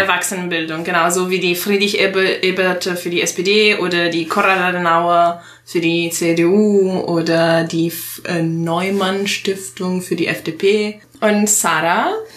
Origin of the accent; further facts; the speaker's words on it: Italy; German is a second language; moved away as an adult; now in Germany; ich komme aus Italien wohne seit acht Jahren in Deutschland